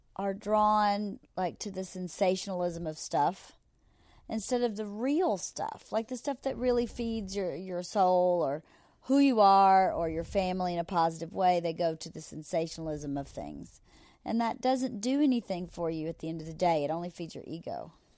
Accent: Georgia, United States; moved away; growing up in Georgia was so amazing for a child

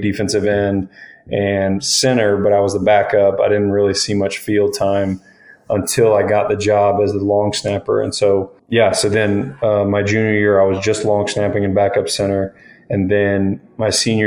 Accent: Tennessee, United States; a little rec league in my hometown, Cairoville, Tennessee

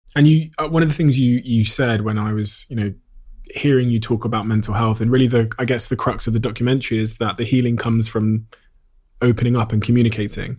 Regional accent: Plymouth, South West England, United Kingdom; me as a young kid growing up in Devon and Plymouth

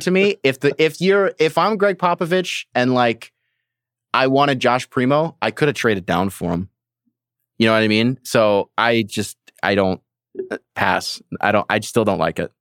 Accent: Michigan, United States; I'm from Michigan

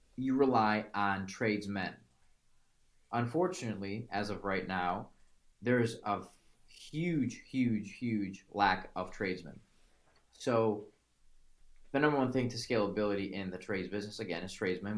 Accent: Chicago, Illinois, United States; originally I'm from Chicago

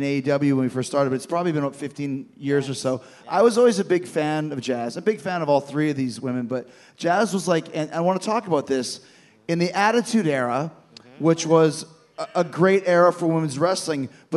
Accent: Winnipeg, Manitoba, Canada; I grew up in Winnipeg. In Canada

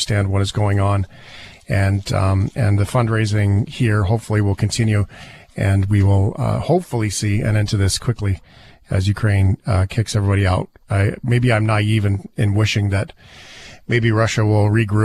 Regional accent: Canada; as a Canadian

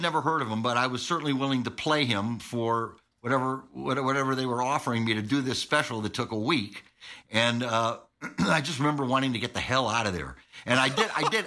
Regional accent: Syracuse, New York, United States; I was from Syracuse

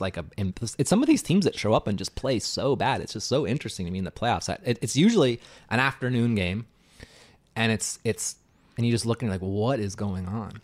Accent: Canada; I'm Canadian

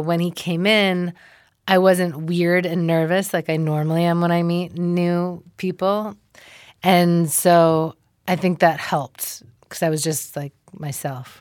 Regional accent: Ann Arbor, Michigan, United States; I'm from Ann Arbor, Michigan

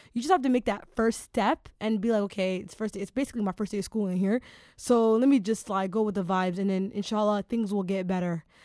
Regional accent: Toronto, Ontario, Canada; Toronto, my hometown

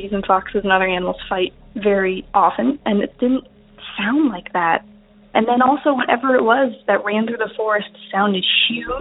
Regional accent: Outer Banks, North Carolina, United States; now in New York, United States; I grew up in North Carolina on the Outer Banks

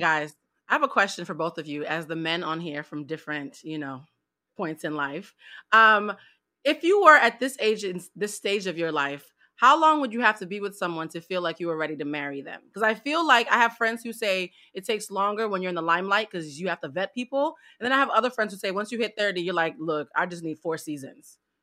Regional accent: East Coast, United States; I'm from the East Coast.

